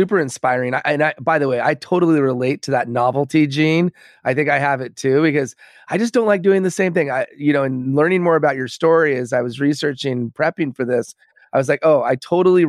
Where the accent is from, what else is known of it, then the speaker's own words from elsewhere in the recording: United States; growing up here in the US